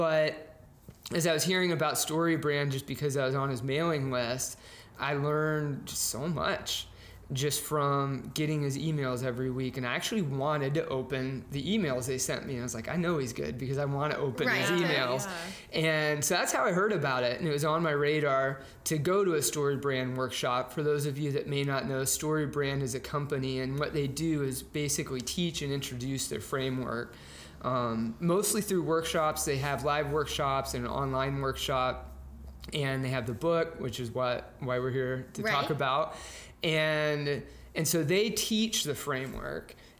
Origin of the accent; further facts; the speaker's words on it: Dallas, Texas, United States; moved away as an adult; now in North Carolina, United States; I'm from Dallas, Texas, born and raised Texan